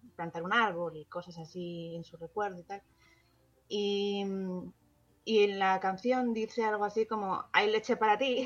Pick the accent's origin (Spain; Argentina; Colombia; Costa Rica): Spain; si somos españoles todos